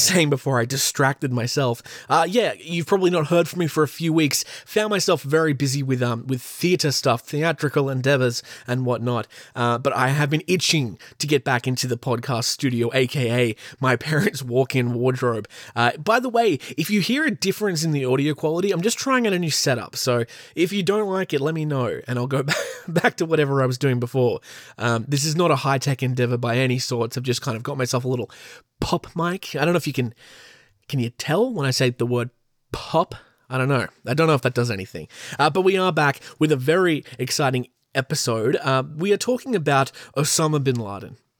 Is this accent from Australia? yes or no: yes; Australia; accent: Australian; my beautiful Australian accent